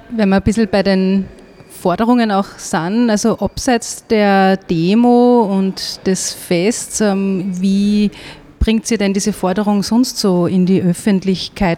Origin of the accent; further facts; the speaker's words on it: Wels, Upper Austria, Austria; meiner Heimatstadt Wels